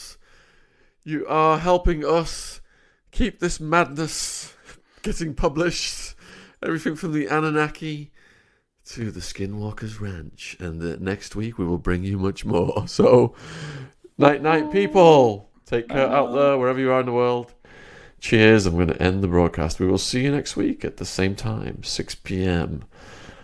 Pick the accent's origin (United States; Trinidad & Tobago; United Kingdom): United Kingdom; Widnes, North West England; my hometown